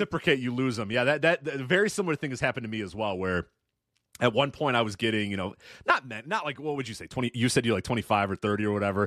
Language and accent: English; Illinois, United States; I'm from Illinois